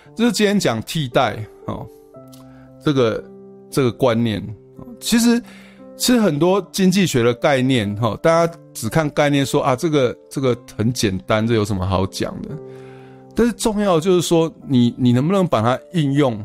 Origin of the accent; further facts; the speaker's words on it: Taiwan; 我们台湾人